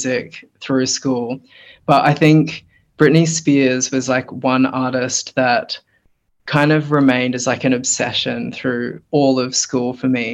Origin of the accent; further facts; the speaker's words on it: Brisbane, Queensland, Australia; also born or lived in New Zealand; my family moved here when I was like 6 weeks old. I was born in New Zealand and then we moved to Brisbane, and I've been living here ever since